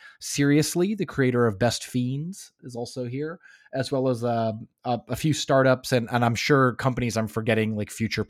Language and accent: English; Los Angeles, California, United States; now in Finland; I came from Los Angeles, and Los Angeles doesn't, I mean, of course, Los Angeles is so big you can find anything